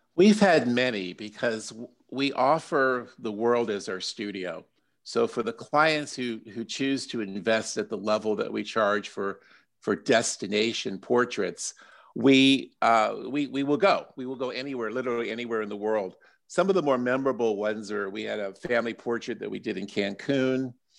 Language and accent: English; Silver Spring, Maryland, United States; my hometown of Silver Spring